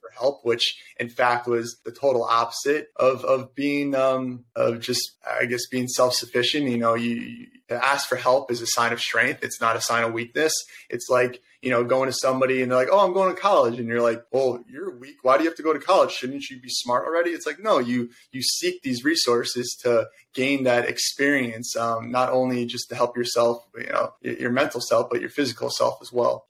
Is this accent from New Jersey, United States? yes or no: yes; Verona, New Jersey, United States; now in Jersey City, United States; I born and raised in Verona. I'm actually over in Jersey City now.